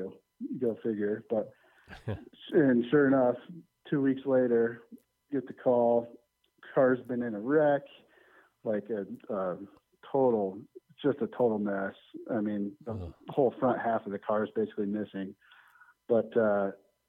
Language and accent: English; Denver, Colorado, United States; born and raised in Denver.